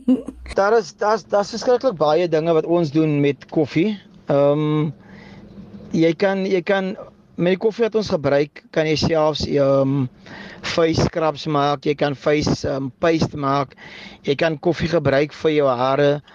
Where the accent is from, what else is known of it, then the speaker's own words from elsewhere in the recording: Bredasdorp, Western Cape, South Africa; now in Eerste River, South Africa; Ek is um van Eersterivier of ek bly tans in Eersterivier. Um gebore in Bredasdorp